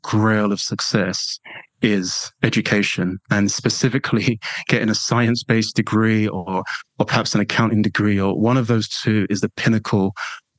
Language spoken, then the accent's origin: English; London, United Kingdom; accent: London/English; You probably, you know, won't be surprised by that from my accent